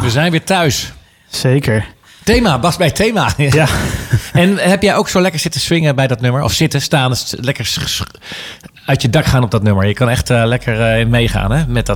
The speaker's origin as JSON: {"language": "Dutch", "town": "Houten", "region": "Utrecht", "country": "Netherlands", "tie": "born or raised there", "moved": "yes", "said": "ik heb in Houten gewoond."}